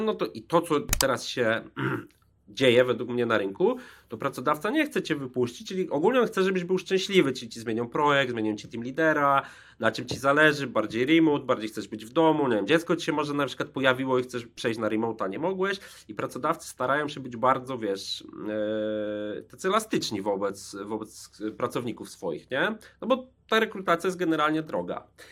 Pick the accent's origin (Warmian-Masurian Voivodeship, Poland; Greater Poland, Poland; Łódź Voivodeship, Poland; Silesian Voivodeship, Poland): Łódź Voivodeship, Poland; Łódź; z Łodzi pochodzę